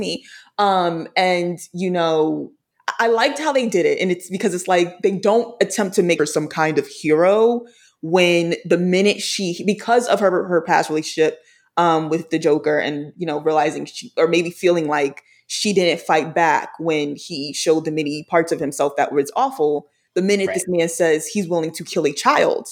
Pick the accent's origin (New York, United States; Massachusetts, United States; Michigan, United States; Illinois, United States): New York, United States; New York City; I'm from Brooklyn